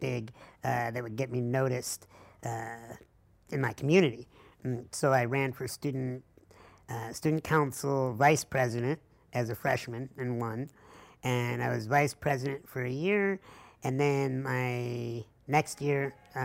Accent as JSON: {"language": "English", "town": "La Grange", "region": "Illinois", "country": "United States", "tie": "born or raised there", "said": "Started in a hospital room in LaGrange, Illinois, which is outside of Chicago"}